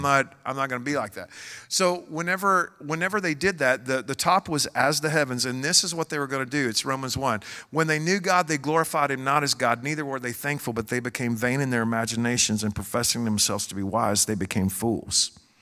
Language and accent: English; Joshua, Texas, United States; I'm from Joshua, Texas